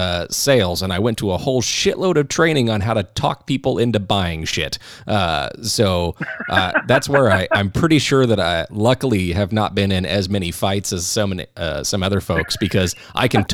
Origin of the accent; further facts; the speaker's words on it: Phoenix, Arizona, United States; I grew up in North Phoenix